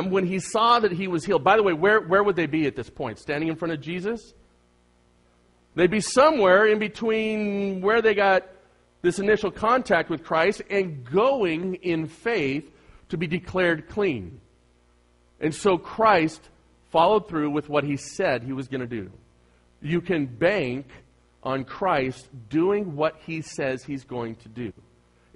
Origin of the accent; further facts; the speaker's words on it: Bay Area, California, United States; I'm from the Bay Area